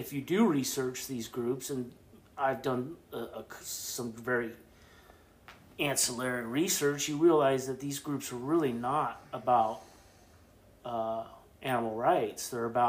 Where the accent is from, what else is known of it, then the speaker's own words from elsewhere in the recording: Midwest, United States; now in Oregon, United States; I'm a Midwest transplant as well.